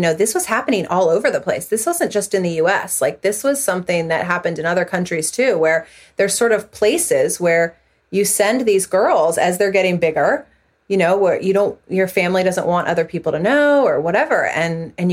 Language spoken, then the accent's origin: English; Northern Virginia, United States; I grew up in Northern Virginia, which is where I am still raising my family now